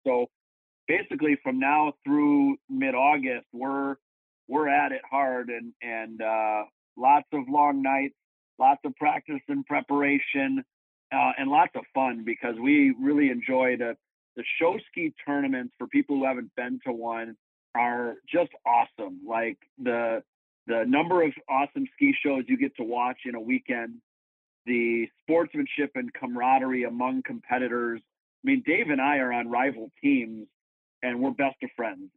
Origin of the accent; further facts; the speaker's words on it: Madison, Wisconsin, United States; I've been on the Mad City ski team ever since, since I was about 13 years old